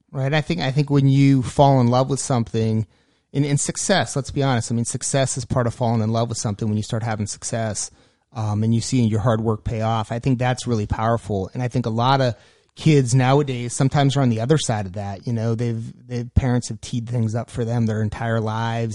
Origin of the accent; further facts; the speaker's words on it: Erie, Pennsylvania, United States; moved away; I was born and raised in Erie, Pennsylvania